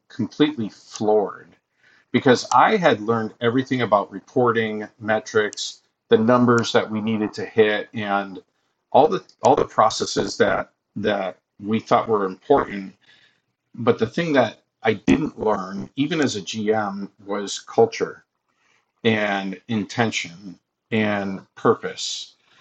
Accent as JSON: {"language": "English", "region": "Massachusetts", "country": "United States", "also_born_or_lived": "Buffalo, New York", "moved": "as an adult", "said": "I'm originally from Massachusetts."}